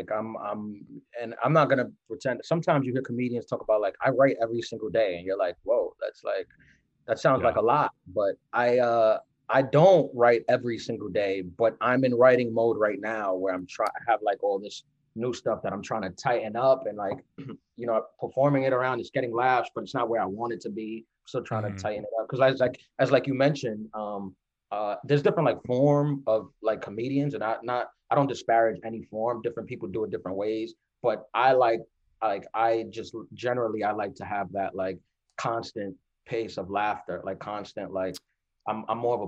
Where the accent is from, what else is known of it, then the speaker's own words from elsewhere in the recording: New York City, New York, United States; I'm from New York. So this is where I started my stand-up